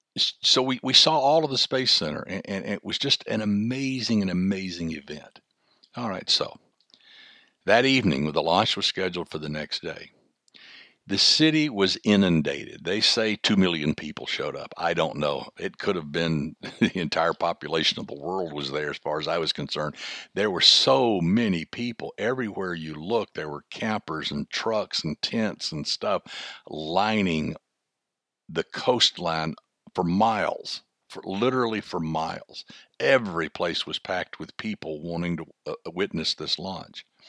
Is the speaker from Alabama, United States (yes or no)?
yes; Huntsville, Alabama, United States; I was born and raised in Huntsville, Alabama